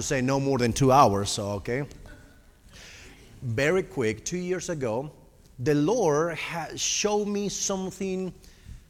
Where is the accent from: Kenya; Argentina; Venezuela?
Argentina; English is a second language; moved away; also born or lived in Costa Rica; I am originally from Argentina, which is all the way South America.